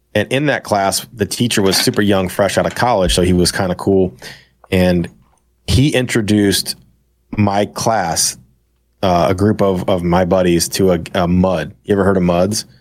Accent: St. Louis, Missouri, United States; Saint Louis

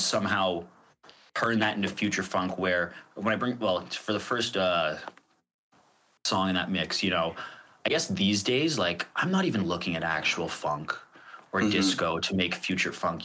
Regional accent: Toronto, Ontario, Canada; I grew up in the Toronto rave scene

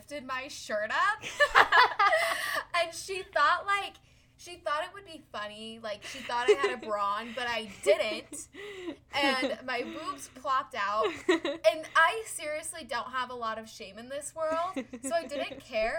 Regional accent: Utah, United States; we grew up in Utah

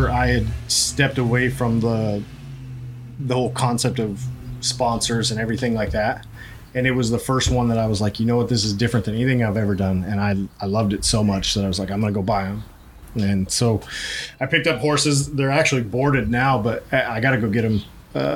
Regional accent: Idaho, United States; moved away; I grew up in Idaho. I grew up around the rodeo

